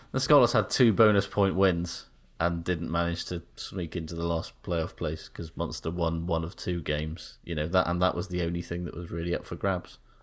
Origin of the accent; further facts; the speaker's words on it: Wales, United Kingdom; made me feel weirdly kind of Here I see patriotic, because it was like, "Ooh, look at Wales from the air